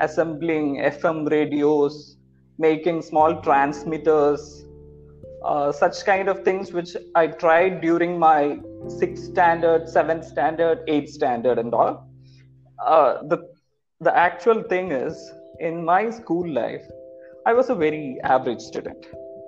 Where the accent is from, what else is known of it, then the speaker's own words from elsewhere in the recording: Thrissur district, Kerala, India; moved away as an adult; also born or lived in Pondicherry; now in Chennai, India; I'm from Kerala, Thrissur district of Kerala. I did my schoolings in Kerala